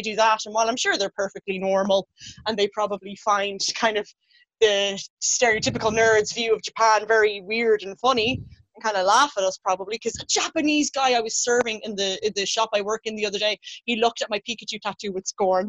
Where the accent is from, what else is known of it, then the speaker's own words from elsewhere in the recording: Ireland; I'm from Ireland, I've obviously been to England a lot